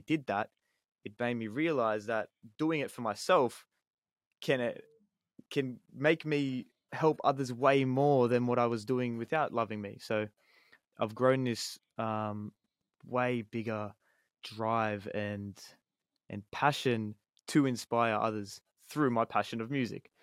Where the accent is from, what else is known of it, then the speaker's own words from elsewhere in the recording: Sydney, New South Wales, Australia; I'm from Sydney